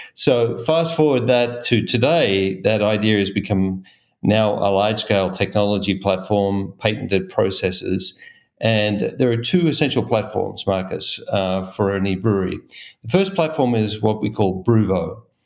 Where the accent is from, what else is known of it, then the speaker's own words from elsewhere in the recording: Australia; now in Golden, United States; I'm originally from Australia